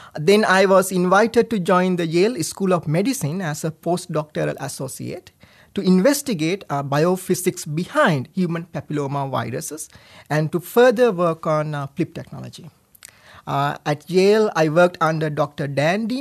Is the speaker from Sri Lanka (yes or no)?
yes; Sri Lanka; moved away as an adult; also born or lived in Rhode Island, United States; now in United States; I was born and raised in Sri Lanka